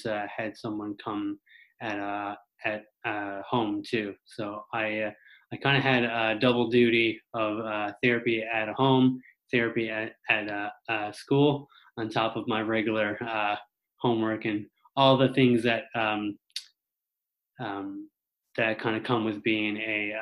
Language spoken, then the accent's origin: English; Mount Pearl, Newfoundland and Labrador, Canada; I'm from Mount Pearl, Newfoundland